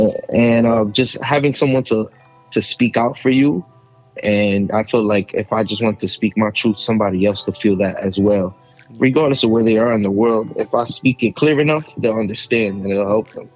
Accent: New Jersey, United States; I'm from Jersey

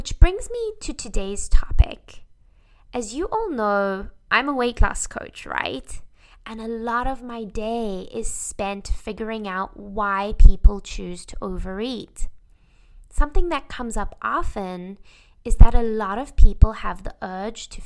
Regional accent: South Africa; I grew up in South Africa

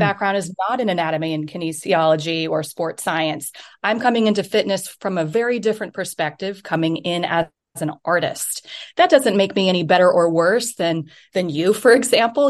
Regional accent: United States; moved away; also born or lived in New York City, United States; I'm from the United States, but I'm also an E U dual citizen

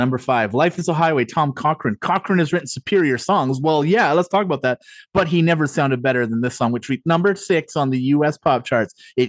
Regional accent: Canada; I know this feeling from being a kid, and this is what he is pointing out here, is that as a Canadian, when you are watching any piece of American pop culture

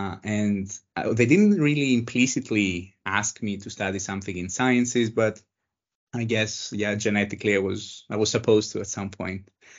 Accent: Thessaloniki, Central Macedonia, Greece; I grew up in Thessaloniki, Greece. Thessaloniki is the second largest city in Greece. It's in the northern part of Greece.

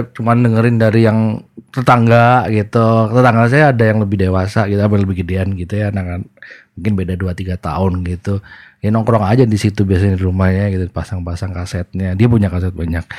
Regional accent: Surabaya, East Java, Indonesia; di Surabaya saya saya besar dan gede dari di Surabaya

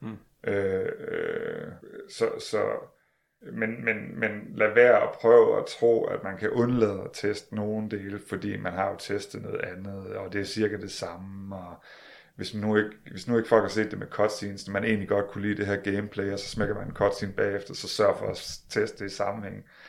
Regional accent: Denmark; vi er trods alt danskere

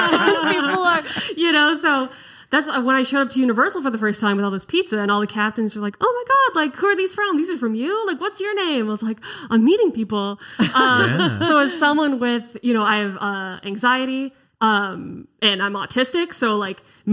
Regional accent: just outside of Boston, Massachusetts, United States; now in Los Angeles, United States; I'm from Massachusetts, just outside of Boston

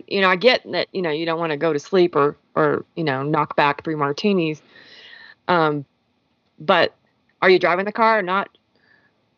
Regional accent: United States; I'm an American

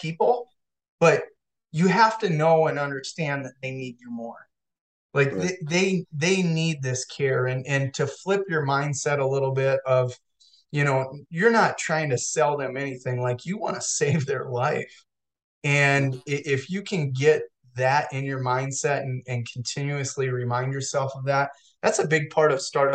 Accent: South Dakota, United States; I'm from South Dakota

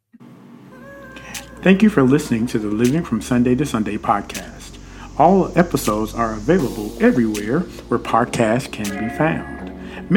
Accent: Memphis, Tennessee, United States; moved away as an adult; back home in Memphis

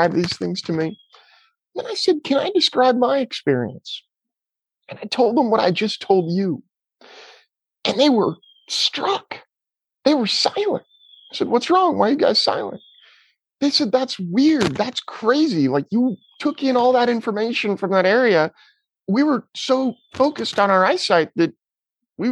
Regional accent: Petaluma, California, United States; my hometown of Petaluma, California.

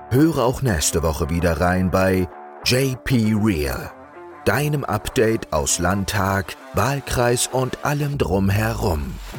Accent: Baden-Württemberg, Germany; hier in meiner Heimatstadt

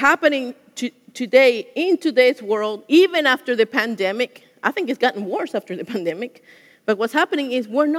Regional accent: Venezuela; moved away; I went to a Catholic school. I'm from Venezuela

